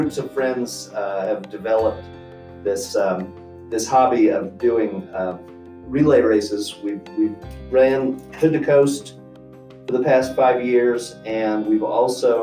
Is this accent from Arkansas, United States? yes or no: yes; Arkansas, United States; also born or lived in Moscow, Idaho / Bethesda, Maryland; now in Meridian, United States; I spent most of my life in the southeastern United States, mainly in Arkansas.